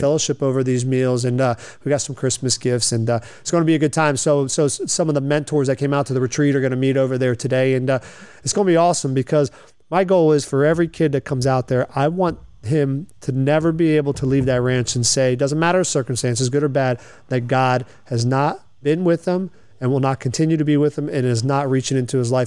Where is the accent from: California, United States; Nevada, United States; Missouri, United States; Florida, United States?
Florida, United States; Lakeland; also born or lived in Delray Beach, Florida; I grew up here in Lakeland, graduated from George Jenkins High School in 1998.